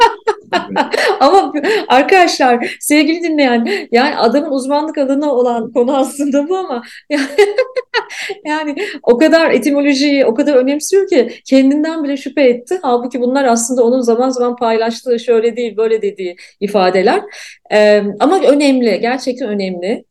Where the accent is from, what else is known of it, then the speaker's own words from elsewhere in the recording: Ankara, Turkey; moved away as an adult; Ankara doğdum, büyüdüm. Ve bence ben çok e, e, çok tipik bir Ankaralıyım